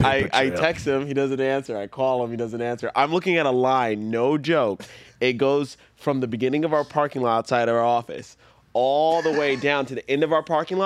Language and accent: English; Saudi Arabia; moved away; growing up in Saudi Arabia, like, they have slang in Arabic.